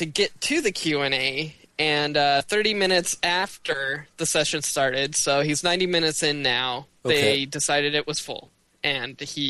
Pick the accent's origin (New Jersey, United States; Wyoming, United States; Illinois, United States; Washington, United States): Washington, United States; Western; growing up in Western Washington